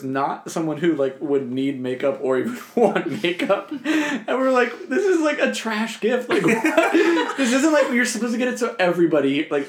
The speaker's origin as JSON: {"language": "English", "region": "New Jersey", "country": "United States", "moved": "yes", "said": "my whole family, like we're from New Jersey"}